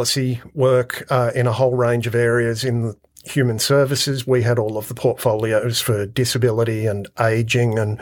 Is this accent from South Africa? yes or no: no; Penrith, New South Wales, Australia; moved away as an adult; also born or lived in Blue Mountains / Bathurst; now in Orange, Australia; I grew up in Western Sydney, in Penrith, and then in the Blue Mountains.